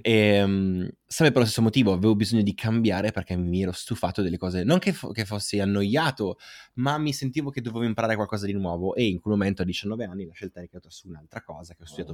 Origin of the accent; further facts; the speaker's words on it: Aosta, Aosta Valley, Italy; vengo dalla Val d'Aosta o se non lo sapevano lo sanno ora, da una piccola città che è Aosta